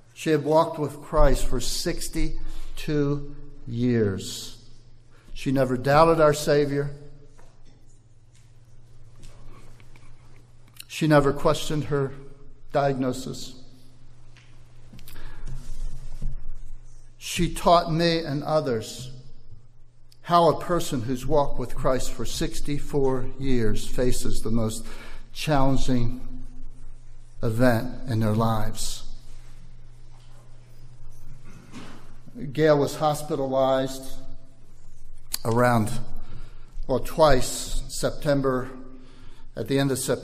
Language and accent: English; Maryland, United States; moved away as an adult; also born or lived in Baltimore, Maryland; now in Ivory Coast; we're from Maryland, and one thing Marylanders are known for is blue crab